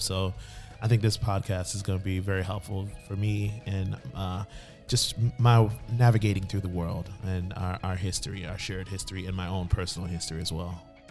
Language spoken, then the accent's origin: English; Miami, Florida, United States; also born or lived in New Jersey; I grew up in Miami for most of my life, and growing up in, in Miami-Dade County, shout out to three oh five